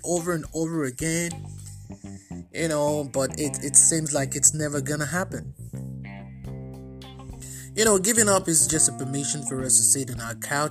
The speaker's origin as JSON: {"language": "English", "country": "Nigeria", "moved": "yes", "lives_now": "United States", "said": "I am originally Nigerian. At the moment, I'm also Nigerian American"}